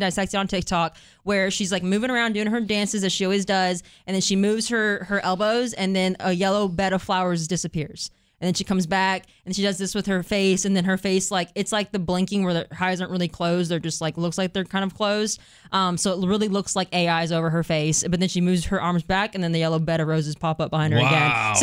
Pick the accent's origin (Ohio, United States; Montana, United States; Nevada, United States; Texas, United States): Texas, United States; New Braunfels; I'm from New Braunfels